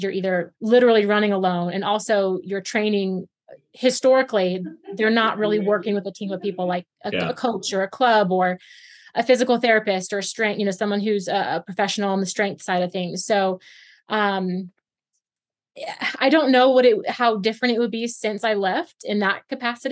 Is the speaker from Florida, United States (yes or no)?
yes; Florida, United States; moved away as an adult; being from Florida